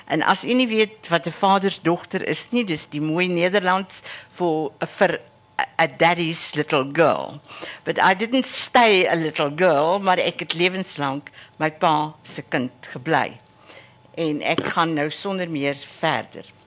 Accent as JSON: {"language": "Afrikaans", "town": "Harrismith", "region": "Free State", "country": "South Africa", "tie": "born or raised there", "moved": "yes", "lives_now": "Stellenbosch, South Africa", "said": "En uh ek is in die Vrystaat gebore en ek het 'n sekere lojaliteit aan waar ek groot geword het in Harrismith in die Oos-Vrystaat."}